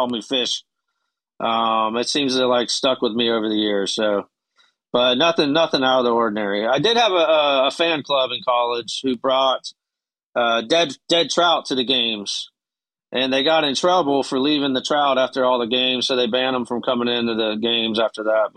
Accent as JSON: {"language": "English", "town": "Merritt Island", "region": "Florida", "country": "United States", "tie": "born or raised there", "also_born_or_lived": "Syracuse, New York", "said": "I'm from Merritt Island, Florida, or Cocoa, Florida, and I played football at a high school here"}